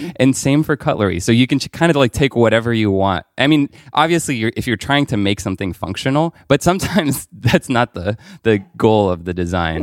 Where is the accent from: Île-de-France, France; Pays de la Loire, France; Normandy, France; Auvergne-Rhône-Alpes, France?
Île-de-France, France; Paris; I grew up in Paris.